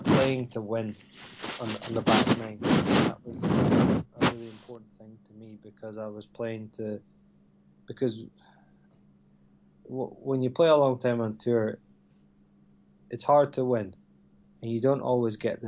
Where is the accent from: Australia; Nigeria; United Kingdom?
United Kingdom; Scotland; growing up in Scotland